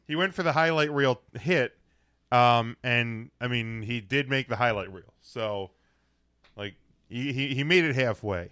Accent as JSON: {"language": "English", "region": "Florida", "country": "United States", "tie": "born or raised there", "said": "my home state"}